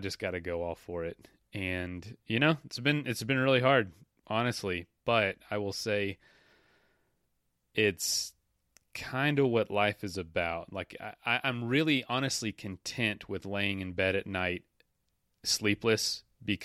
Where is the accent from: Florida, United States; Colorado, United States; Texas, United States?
Florida, United States; I'm from the South. I'm from Florida